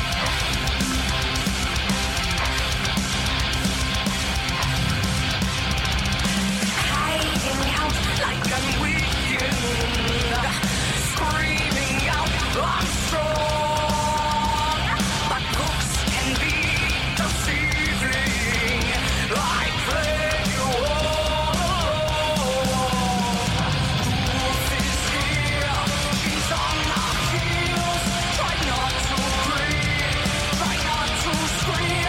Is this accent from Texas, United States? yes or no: no; Bay Area, California, United States; now in Oklahoma, United States; I'm from California, from the Bay Area originally